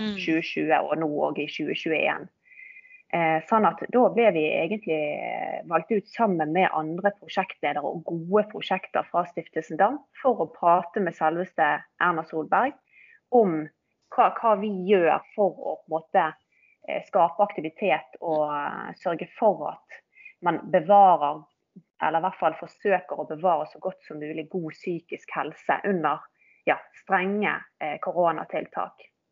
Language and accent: Norwegian; Bergen, Vestland, Norway; født og oppvokst i Bergen og har jo i grunnen eh, bodd hele mitt liv her